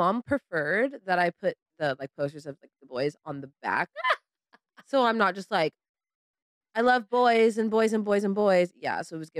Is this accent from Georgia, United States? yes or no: no; California, United States